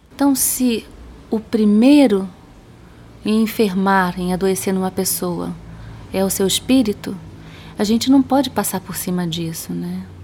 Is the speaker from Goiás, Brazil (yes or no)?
no; Rio de Janeiro, Brazil; moved away as an adult; also born or lived in Spain; now in Belo Horizonte, Brazil; Eu sou carioca